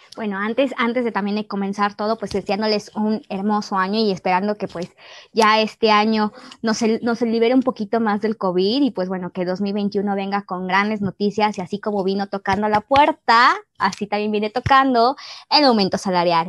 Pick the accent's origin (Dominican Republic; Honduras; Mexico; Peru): Mexico; somos mexicanas